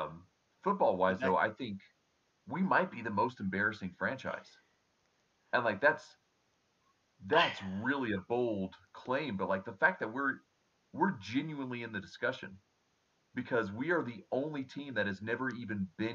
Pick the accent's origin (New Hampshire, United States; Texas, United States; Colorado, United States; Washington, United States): Texas, United States; Houston; I come from Houston